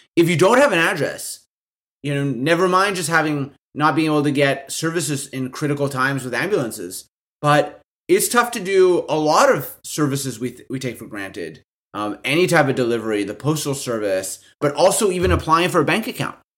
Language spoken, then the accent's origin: English; Winnipeg, Manitoba, Canada; I'm from Winnipeg, a s, a small, medium-sized city in, in the middle of Canada